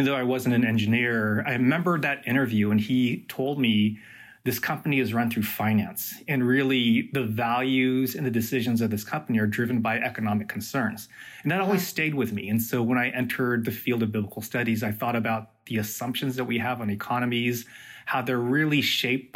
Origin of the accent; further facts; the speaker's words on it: United States; as a fellow Asian American